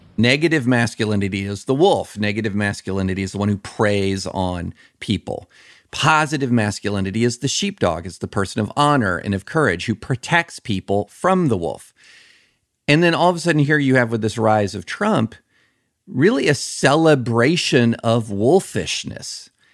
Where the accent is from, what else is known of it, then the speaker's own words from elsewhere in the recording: the South, United States; growing up in the South